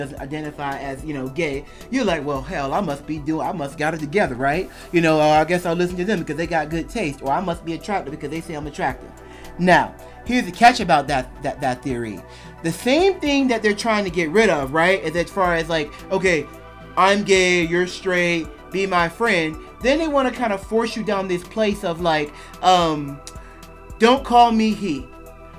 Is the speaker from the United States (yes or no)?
yes; United States; I'm an American bi guy.